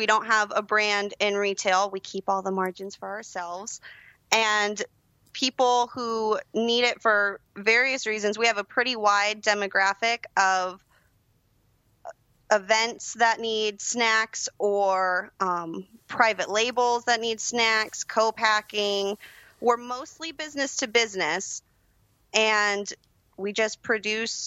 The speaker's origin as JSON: {"language": "English", "region": "Georgia", "country": "United States", "tie": "born or raised there", "also_born_or_lived": "Florida", "said": "we moved up to Georgia, and I've been here ever since."}